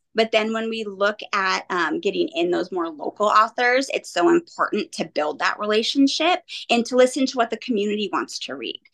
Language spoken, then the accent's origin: English; Monrovia, California, United States; also born or lived in Santa Rosa, California; I grew up in Southern California in mm-hmm. Monrovia tiny little cute town. I moved up here to Santa Rosa about 10 years ago now